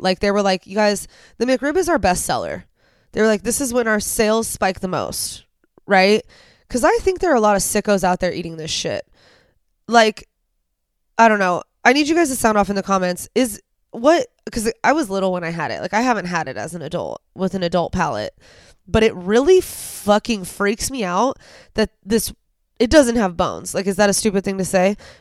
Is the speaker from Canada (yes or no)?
no; United States; as an American